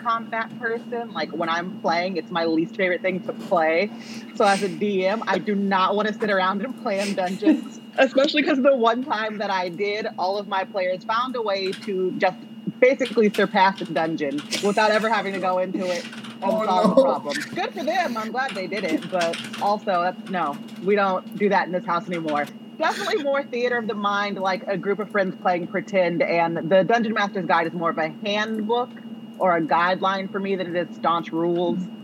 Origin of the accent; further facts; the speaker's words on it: Los Angeles, California, United States; I'm from Los Angeles